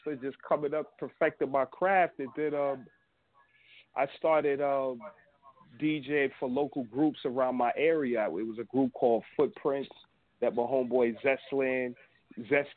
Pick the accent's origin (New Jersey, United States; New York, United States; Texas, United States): New York, United States; New York City; I'm from the Bronx